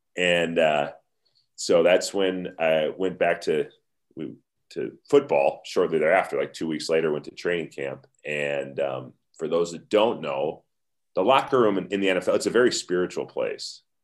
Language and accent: English; United States; we're American